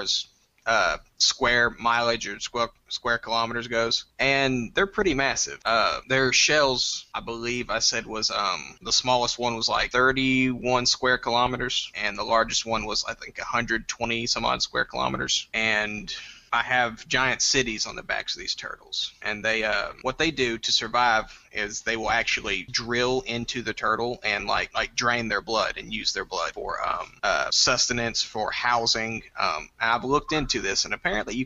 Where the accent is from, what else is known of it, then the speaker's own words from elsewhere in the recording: Nacogdoches, Texas, United States; I'm from Nacogdoches, Texas